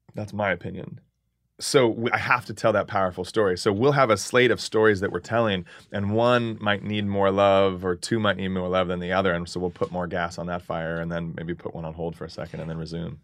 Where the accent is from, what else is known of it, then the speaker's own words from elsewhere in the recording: Phoenix, Arizona, United States; also born or lived in California; Phoenix, Arizona. I was born in California. I'm a native Californian, grew up in, in Phoenix.